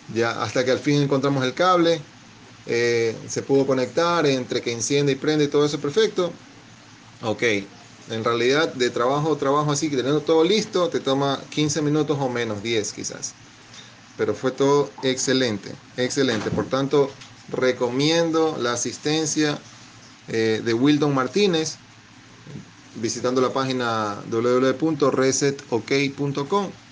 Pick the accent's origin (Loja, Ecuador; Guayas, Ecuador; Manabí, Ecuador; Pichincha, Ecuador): Guayas, Ecuador; Guayaquil; soy de Guayaquil, Ecuador